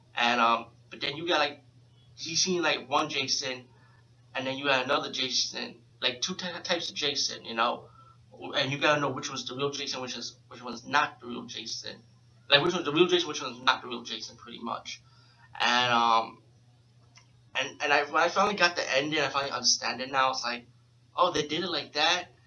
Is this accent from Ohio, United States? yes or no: no; New York City, New York, United States; being from New York City, I'm from the Bronx